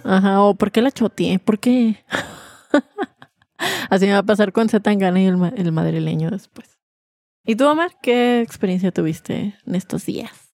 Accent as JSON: {"language": "Spanish", "country": "Mexico"}